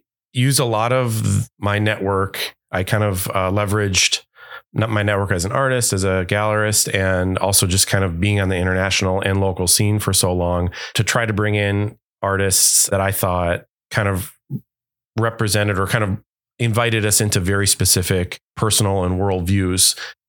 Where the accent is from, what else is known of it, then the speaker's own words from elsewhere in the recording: Wauwatosa, Wisconsin, United States; also born or lived in Milwaukee; Yeah, I have to say, like growing up in Wauwatosa and in Milwaukee my whole life, I didn't really realize that there weren't models of artists